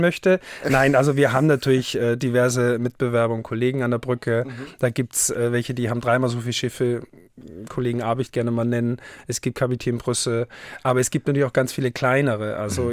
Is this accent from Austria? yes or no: yes; Haus, Styria, Austria; now in Hamburg, Germany; Haus im Enztal ist mein Heimatort. Das ist in der Dachstein-Dauern-Region, der höchste Berg in der Steiermark.